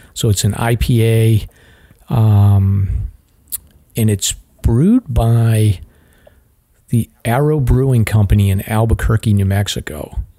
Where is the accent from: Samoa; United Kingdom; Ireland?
Ireland; I'm an Irishman, so I'm no good.